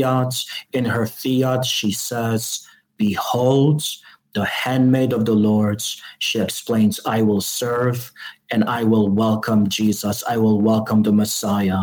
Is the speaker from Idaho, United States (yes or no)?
no; Chicago, Illinois, United States; I'm from Chicago.